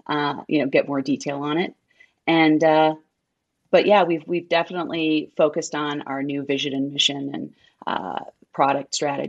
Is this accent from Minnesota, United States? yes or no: yes; Minnesota, United States